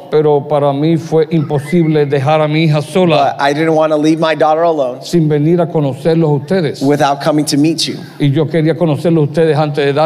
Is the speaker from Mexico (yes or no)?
no; Puerto Rico; Yo soy puertorriqueño